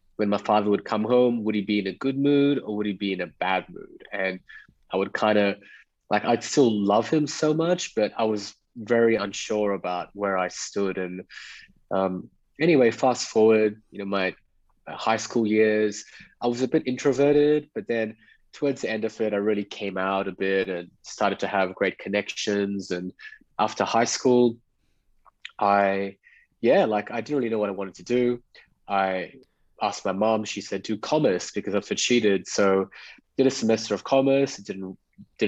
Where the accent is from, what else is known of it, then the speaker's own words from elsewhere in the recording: Perth, Western Australia, Australia; moved away as an adult; also born or lived in Mumbai, India / Dubai / Bali / Greece; I was born in Bombay. It's called Mumbai, now India. A family moved to Australia when I was 5 years old. And I was recollecting the memory when we were actually arriving on a Singapore Airlines flight into Perth, Western Australia.